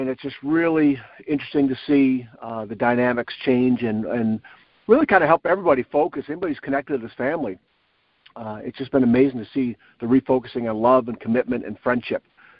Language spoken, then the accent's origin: English; Northville, Michigan, United States; We had a couple-day tournament about an hour away in my hometown of Northville, and got to see my family, my parents, some friends